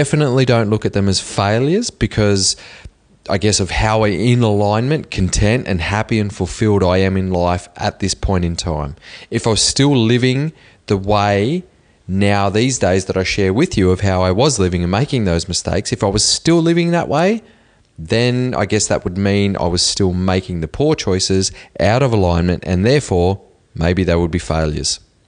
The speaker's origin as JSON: {"language": "English", "town": "Cobar", "region": "New South Wales", "country": "Australia", "tie": "born or raised there", "said": "I remember sneaking into a pub when I was 15 years old in the small country town that I grew up in Cobar."}